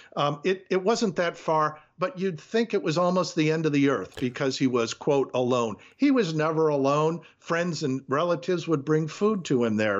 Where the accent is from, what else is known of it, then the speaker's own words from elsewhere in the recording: Detroit, Michigan, United States; I grew up in Detroit